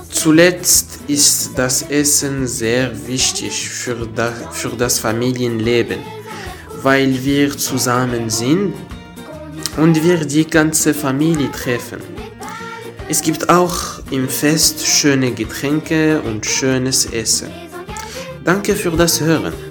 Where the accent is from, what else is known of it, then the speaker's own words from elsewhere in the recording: Morocco; first language Arabic; German is a second language; Ich bin Marokkaner, denn ich komme aus Marokko und wohne in Casablanca.